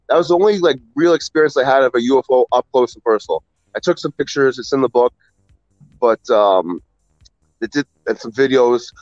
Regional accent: Ontario, Canada; I'm from Ontario, Canada. Um, a little suburb close to Toronto

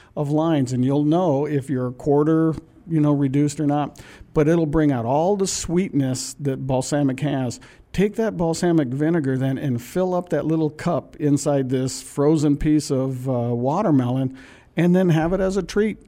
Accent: Pacific Northwest, United States; moved away; I'm from the Pacific Northwest

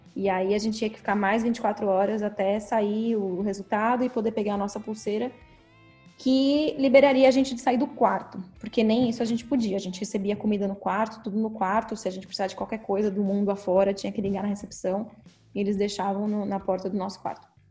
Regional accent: São Paulo, Brazil; now in Sacramento, United States; Eu sou de São Paulo, né?

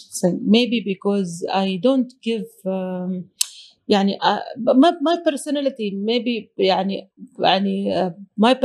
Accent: Oman; I'm from Oman

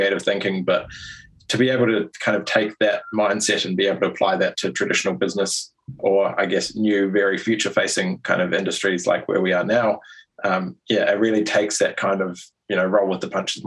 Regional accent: New Zealand; moved away as an adult; also born or lived in London; I was born and raised in New Zealand.

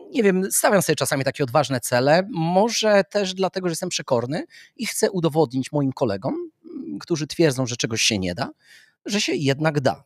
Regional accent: Warsaw, Masovian Voivodeship, Poland; wychowywałem się na Muranowie

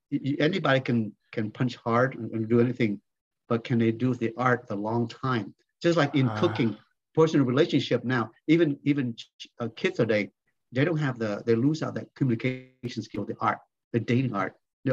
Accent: Salina, Kansas, United States; So that's where the beginning of our growing up in Salina, Kansas.

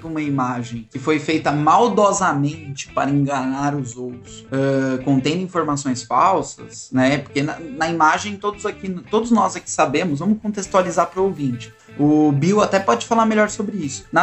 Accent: Brazil; Eu, como um bom brasileiro, tenho muito orgulho.

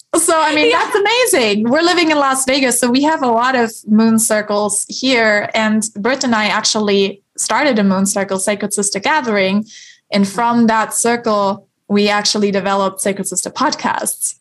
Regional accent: Germany; moved away; I love going back to the church in my hometown in Germany.

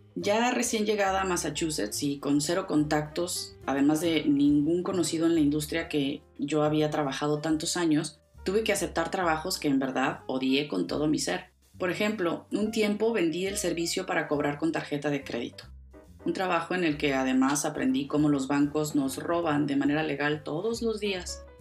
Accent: Mexico; moved away; viajaba con frecuencia a mi tierra a México

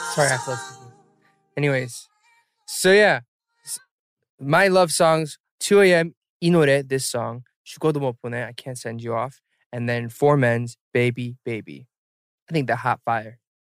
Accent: Atlanta, Georgia, United States; I am in my hometown Atlanta

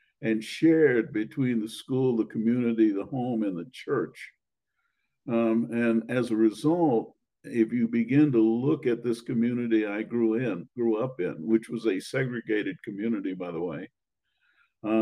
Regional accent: Washington, District of Columbia, United States; I grew up in Washington, D.C.

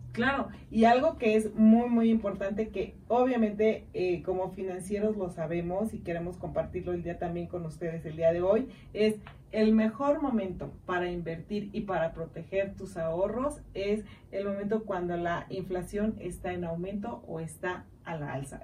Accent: Mexico; como buenos mexicanos y amo ser mexicana

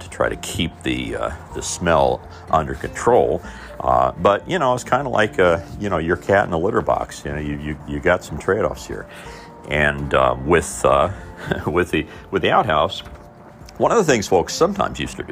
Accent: Mitchell, Indiana, United States; moved away; my hometown and part of the world I grew up in, Southern Indiana.

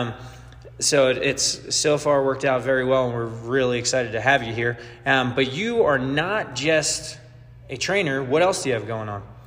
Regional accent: New York, United States; I'm a New Yorker

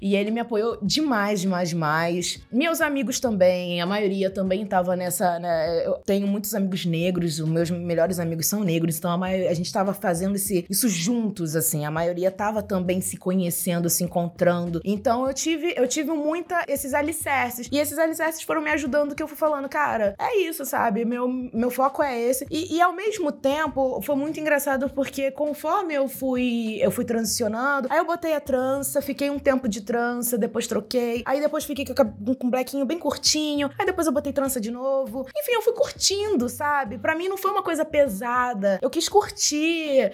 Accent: Nova Iguaçu, Rio de Janeiro, Brazil; moved away; also born or lived in Japeri; Eu sou de Nova Iguaçu, nascida e criada em Nova Iguaçu e também Japeri

